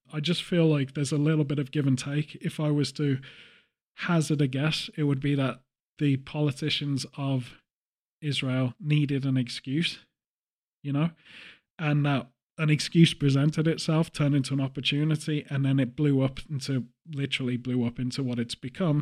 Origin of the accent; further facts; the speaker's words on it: England, United Kingdom; as an English person